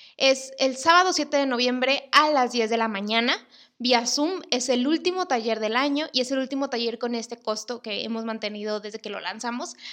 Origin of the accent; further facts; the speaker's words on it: Monterrey, Nuevo León, Mexico; soy de Monterrey